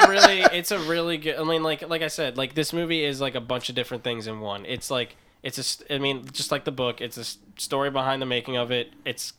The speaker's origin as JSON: {"language": "English", "town": "New Orleans", "region": "Louisiana", "country": "United States", "said": "I'm from New Orleans."}